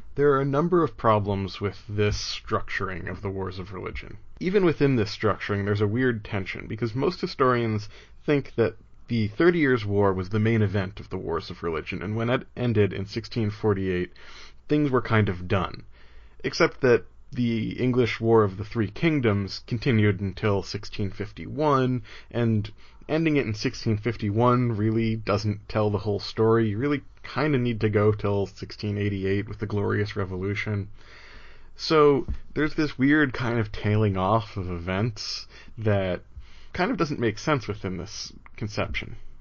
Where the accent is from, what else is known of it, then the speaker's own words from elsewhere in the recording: New Jersey, United States; now in Providence, United States; I grew up in New Jersey, and I'm not sad I left.